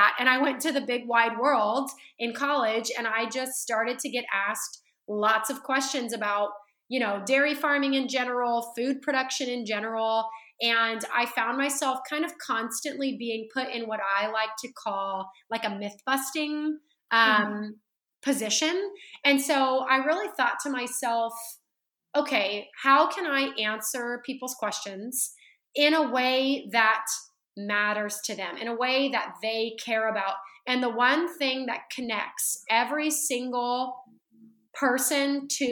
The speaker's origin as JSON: {"language": "English", "region": "Central California", "country": "United States", "tie": "born or raised there", "moved": "yes", "lives_now": "Dallas, United States", "said": "I was born and raised in Central California"}